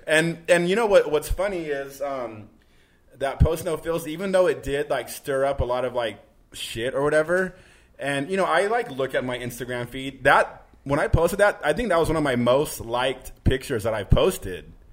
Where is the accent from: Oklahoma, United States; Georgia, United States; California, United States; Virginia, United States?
California, United States; Manteca; moved away as an adult; also born or lived in San Jose, California / Los Angeles, California; now in New York, United States; I I grew up in Northern California, but I I think living in Los Angeles for so long